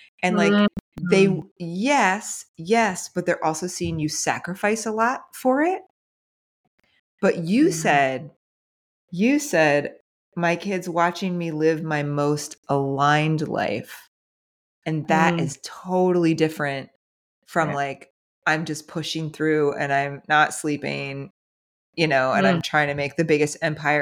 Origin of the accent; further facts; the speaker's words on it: New Jersey, United States; moved away; also born or lived in Franklin, Tennessee; I was raised in New Jersey.